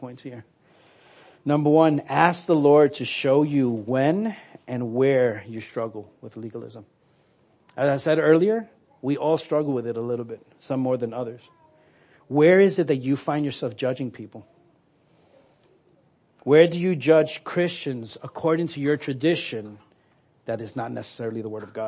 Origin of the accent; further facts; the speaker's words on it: New York, United States; moved away; I'm from New York. I say awe